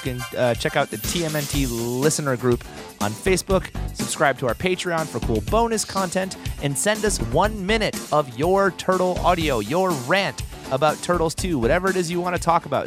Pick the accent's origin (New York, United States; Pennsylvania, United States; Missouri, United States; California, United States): New York, United States; Oneida; Oneida Silver was made in my hometown